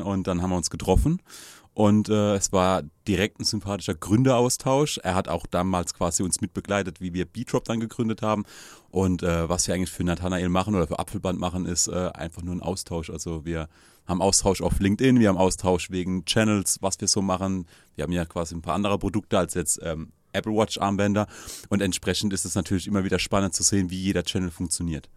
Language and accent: German; Landau, Rhineland-Palatinate, Germany; Wir kommen ja aus Landau